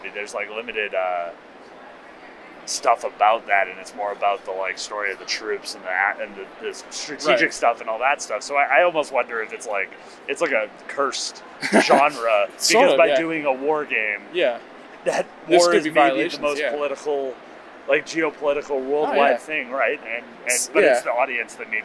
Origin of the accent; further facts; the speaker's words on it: Canada; as like a Canadian